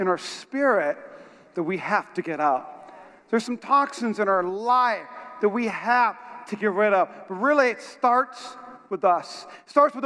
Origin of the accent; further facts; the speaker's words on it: North Dakota, United States; moved away; I'm from North Dakota. And in North Dakota, when I was in high school, it had a record amount of snow